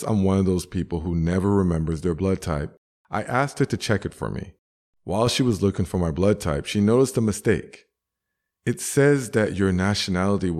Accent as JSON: {"language": "English", "country": "Canada", "said": "I'm Canadian."}